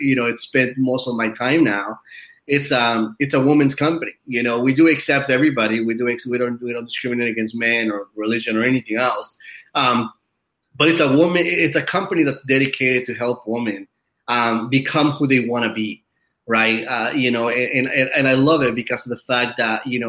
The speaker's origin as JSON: {"language": "English", "region": "Utah", "country": "United States", "tie": "born or raised there", "moved": "yes", "lives_now": "Hollywood Hills, United States", "said": "I grew up in Utah for a few years in my life"}